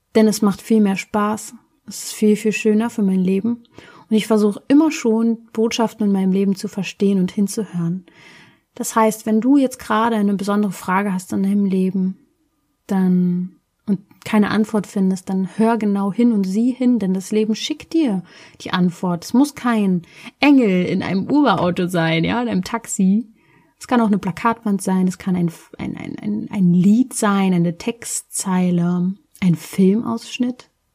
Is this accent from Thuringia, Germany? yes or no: no; Berlin, Germany; ich komme aus Berlin